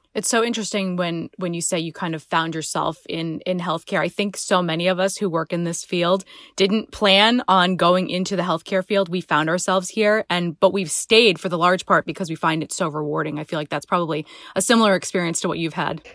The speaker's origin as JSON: {"language": "English", "region": "Rhode Island", "country": "United States", "said": "Rhode Islanders never like to leave our state"}